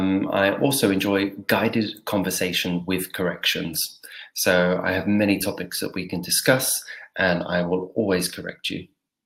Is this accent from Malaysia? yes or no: no; England, United Kingdom; I'm from England